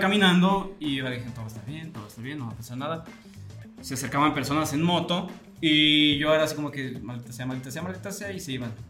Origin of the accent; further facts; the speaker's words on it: Atotonilco el Alto, Jalisco, Mexico; mi pueblo, es un pueblo que tiene muchas características